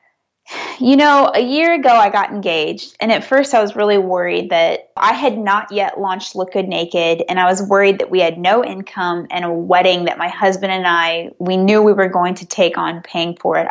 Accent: Missouri, United States; now in California, United States; I'm originally from Missouri, where places do not cost what they cost in California

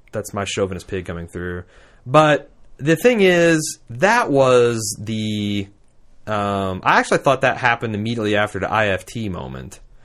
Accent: Indiana, United States; I am from Indiana. I was gr, raised in Indiana.

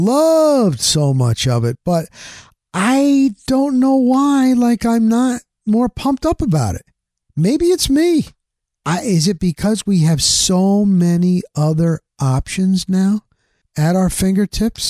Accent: New Jersey, United States; I grew up in New Jersey

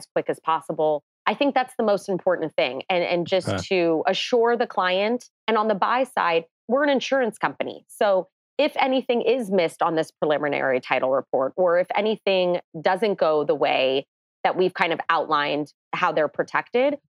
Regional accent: Los Angeles, California, United States; I grew up in the San Fernando Valley. I never left

